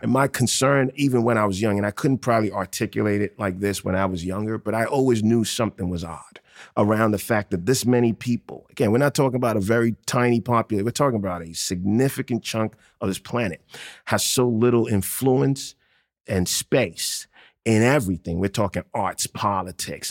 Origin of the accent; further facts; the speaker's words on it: Accra, Greater Accra, Ghana; now in New York, United States; I grew up in Ghana in late eighties, early nineties.